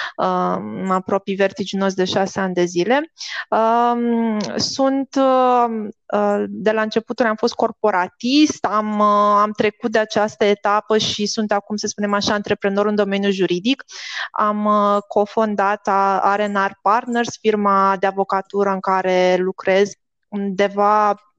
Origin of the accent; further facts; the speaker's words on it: Bacău, Bacău County, Romania; moved away as an adult; now in Bucharest, Romania; eu vin și din Bacău, în provincie